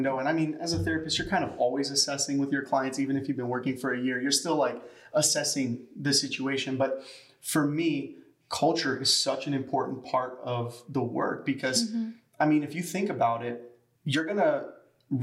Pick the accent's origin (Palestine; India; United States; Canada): United States; Chicago, Illinois; moved away; in Chicago, where we come from